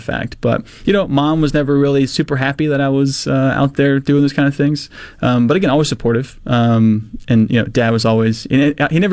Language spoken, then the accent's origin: English; Mississippi, United States; I'm 19 from Mississippi